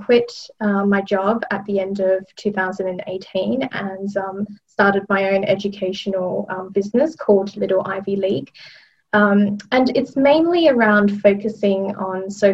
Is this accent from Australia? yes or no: yes; Australia; moved away as an adult; now in London, United Kingdom; I'm originally from Australia. I trained in Australia as a teacher and worked there for a number of years before coming to London.